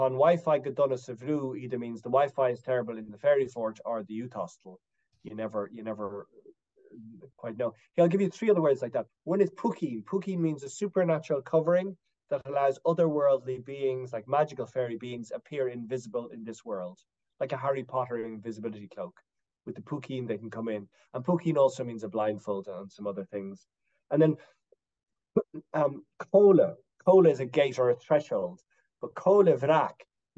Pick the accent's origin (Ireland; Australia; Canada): Ireland; Dublin, Leinster; also born or lived in West Coast of Ireland; I was born in Dublin, you know, in a non-Irish speaking place, but we spent a lot of our time in the West Coast in this area